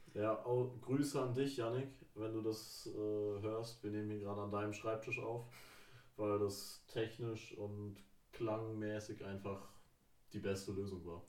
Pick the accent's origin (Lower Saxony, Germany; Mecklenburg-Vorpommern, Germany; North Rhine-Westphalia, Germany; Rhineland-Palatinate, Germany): Mecklenburg-Vorpommern, Germany; near Rostock; moved away; Ich komme aus der Nähe von Rostock